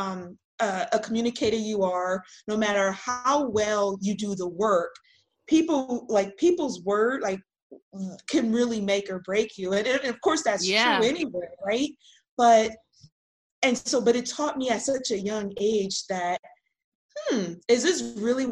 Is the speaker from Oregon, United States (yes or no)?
no; Los Angeles, California, United States; we grew up in South Central